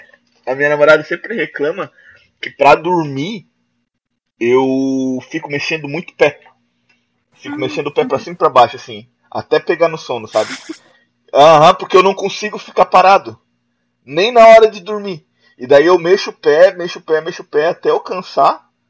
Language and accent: Portuguese; Joinville, Santa Catarina, Brazil; Sou daqui da, da cidade de Joinville, Santa Catarina.